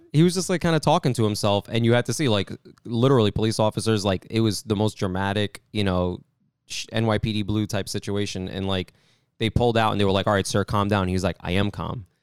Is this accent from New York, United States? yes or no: yes; New York, United States; growing up in New York